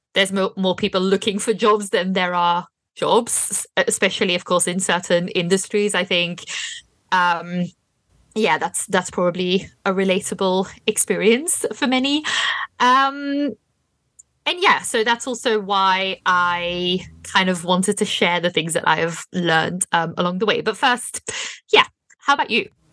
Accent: Belgium; moved away as an adult; also born or lived in Berlin, Germany; now in United Kingdom; I'm from Belgium, and so I, when I was still living in Belgium

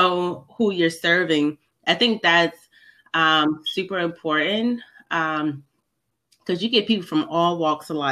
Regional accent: Baltimore, Maryland, United States; I've been born and raised in Baltimore, Maryland

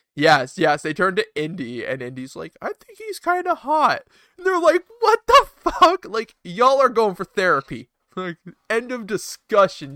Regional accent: Canada; as a Canadian

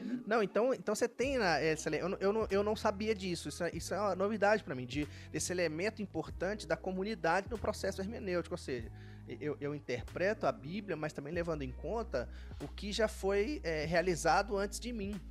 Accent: Minas Gerais, Brazil; moved away; eu sou de Minas

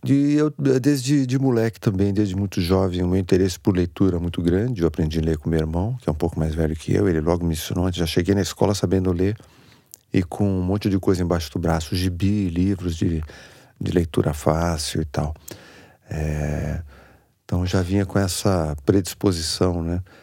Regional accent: São Paulo, Brazil; Cresci ali na, na Zona Sul, ali na, no Campo Belo, Jardim Aeroporto, aquela região, Brooklyn, Moema, a minha área

